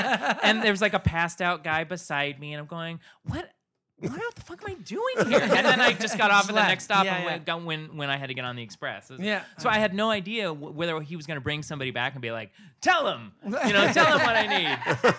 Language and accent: English; England, United Kingdom; born there; I was born just outside of London on an Air Force base.